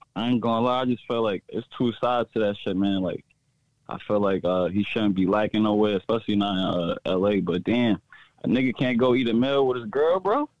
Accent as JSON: {"language": "English", "town": "New York City", "region": "New York", "country": "United States", "moved": "as an adult", "lives_now": "Delaware, United States", "said": "I just moved out here. I'm from Brooklyn, New York"}